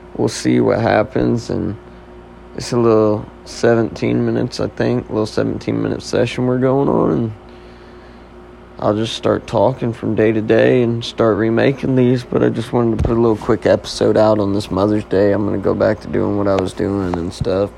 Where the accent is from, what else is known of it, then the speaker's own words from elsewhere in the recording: Oklahoma, United States; moved away as an adult; now in Nashville, United States; I'm originally from Oklahoma